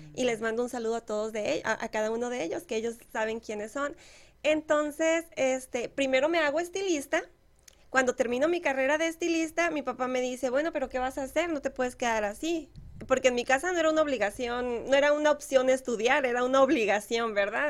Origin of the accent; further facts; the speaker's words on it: Moctezuma, Mexico; moved away; la presidencia de Moctezuma de mi pueblo